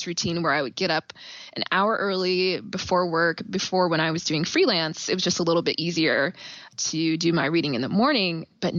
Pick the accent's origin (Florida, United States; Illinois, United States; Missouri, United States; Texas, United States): Missouri, United States; Kansas City; also born or lived in Indiana, United States / Nashville, United States; I was born and raised in Kansas City. I went to college in Indiana. And then after that, I moved to Nashville, Tennessee. And then I just wanted to come back home. So I am back in KC.